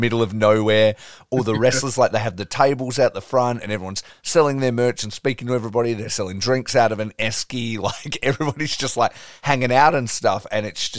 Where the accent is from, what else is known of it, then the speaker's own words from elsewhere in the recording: Australia; I'm obviously from Australia